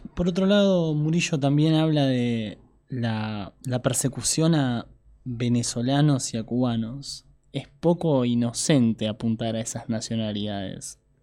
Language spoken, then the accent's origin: Spanish; Argentina; como argentino de este lado de la frontera.